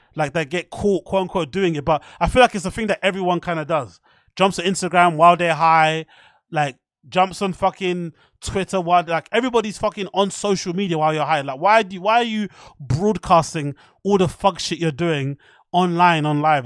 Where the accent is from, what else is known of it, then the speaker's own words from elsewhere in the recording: United Kingdom; I'm from the U K